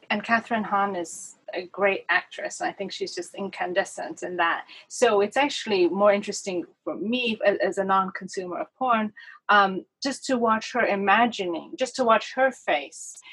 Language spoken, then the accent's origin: English; United States; now in Paris, France; course i live in paris and i guess our attitude towards relationships and sex are different and although I, I grew up partially in America